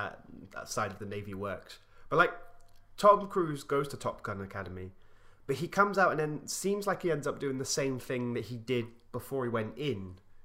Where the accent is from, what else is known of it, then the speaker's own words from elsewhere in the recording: United Kingdom; we are three British millennials